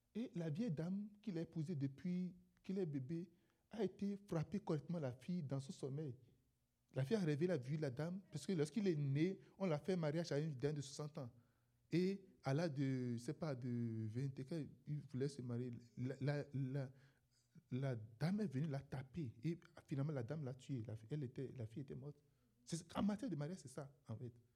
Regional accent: Benin; moved away; je suis un Béninois

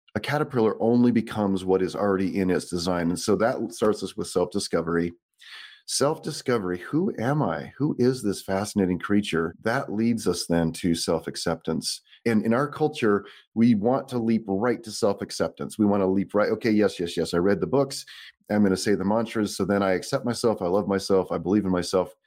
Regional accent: Boise, Idaho, United States; also born or lived in Santa Rosa, California; they moved me to Idaho here, Boise, Idaho, in nineteen seventy-three. I was six months old

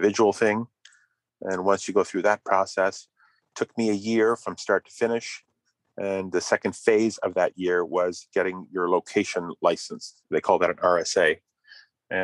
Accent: Carleton Place, Ontario, Canada; Carleton Place. It's my hometown.

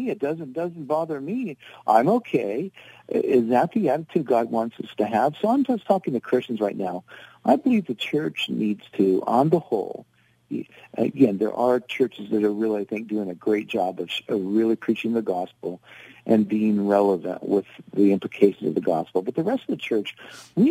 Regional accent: United States; we as Americans

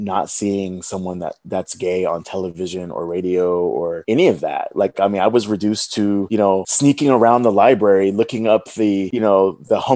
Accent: the South, United States; growing up in the South as a gay man, growing up in a Black family in the South

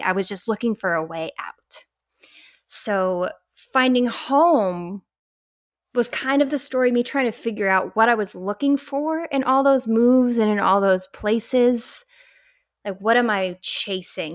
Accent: Colorado, United States; I was raised in Colorado

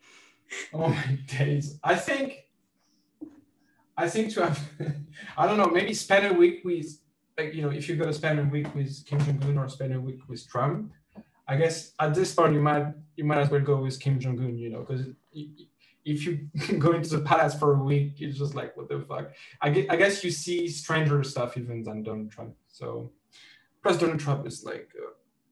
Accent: Carhaix, Brittany, France; my hometown festival, which is called Vieille Charrue

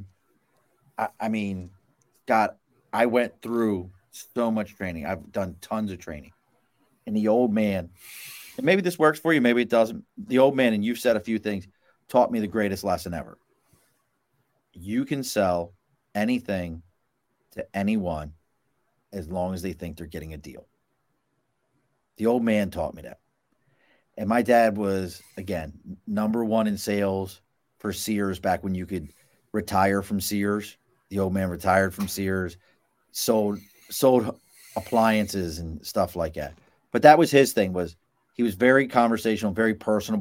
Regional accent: Baltimore, Maryland, United States; now in Albany, United States; I grew up in Baltimore. I'm in Albany, New York right now, but I grew up in Baltimore

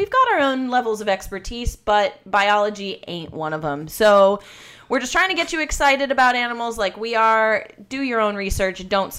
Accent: Florida, United States; And for a time, I grew up in Florida, but they wanted to sell that house and like get their own property.

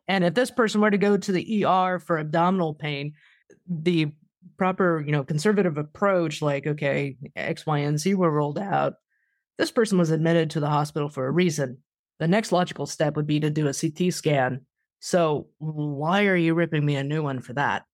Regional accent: Wichita, Kansas, United States; my hometown of Wichita

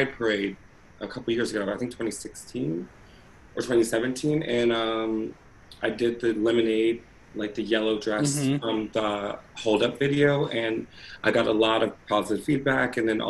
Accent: Woodbridge, Virginia, United States; also born or lived in Colorado; I am from Northern Virginia, Woodbridge, Virginia. That's where I kind of grew up

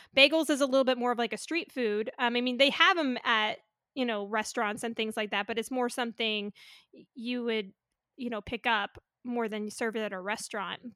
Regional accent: North Carolina, United States; moved away; also born or lived in California; I was born in North Carolina. I always had grits for breakfast, but when I moved to California

